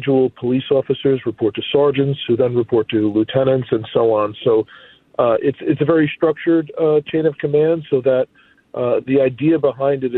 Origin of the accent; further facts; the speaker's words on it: Newark, New Jersey, United States; moved away as an adult; now in Minneapolis, United States; I'm from Newark